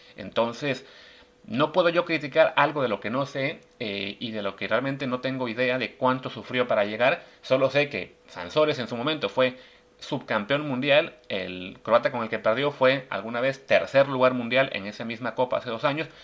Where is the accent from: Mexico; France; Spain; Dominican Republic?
Mexico